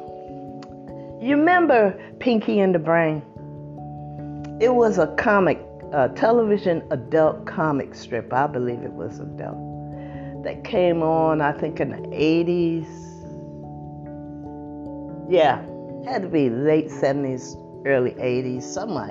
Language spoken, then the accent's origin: English; United States; This is my country. This is where I was born.